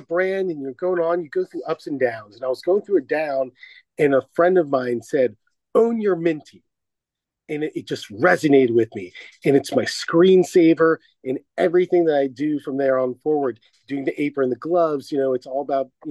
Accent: Washington, District of Columbia, United States; also born or lived in San Diego, California; now in California, United States; I grew up on the East Coast in Washington, D.C., and I moved out to California.

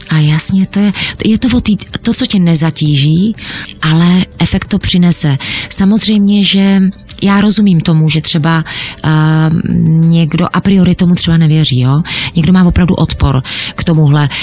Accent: Czechia; my jsme Češi

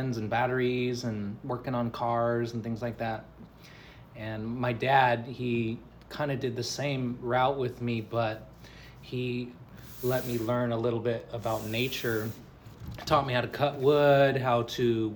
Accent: Chula Vista, California, United States; I grew up in Chula Vista, California

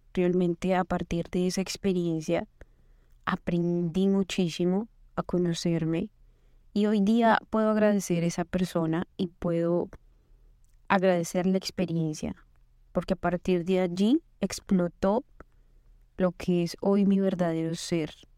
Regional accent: Colombia; moved away as an adult; now in United States; Soy colombiana, estudié ingeniería

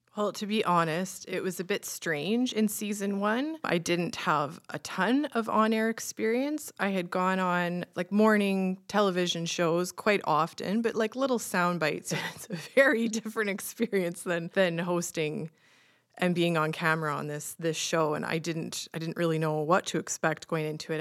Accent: Saskatchewan, Canada; growing up in Saskatchewan and roast beef and mashed potatoes is pretty much our standard Sunday supper at my grandma's

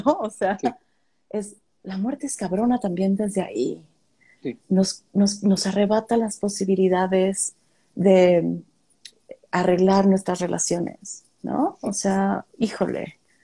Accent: Tampico, Tamaulipas, Mexico; moved away; yo soy de Tampico

